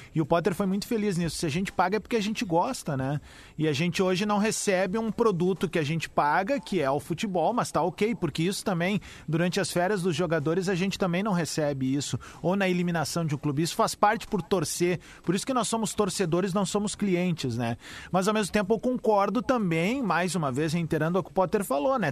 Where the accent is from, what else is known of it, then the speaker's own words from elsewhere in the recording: Cerro Largo, Rio Grande do Sul, Brazil; lá de Cerro Largo, minha cidade natal